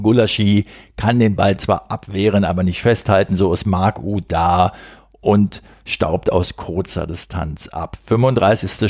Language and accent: German; Berlin, Germany; Als Berliner und demzufolge Flachlandtiroler